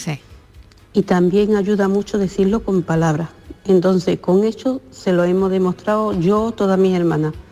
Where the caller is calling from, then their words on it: Seville, Andalusia, Spain; de Sevilla.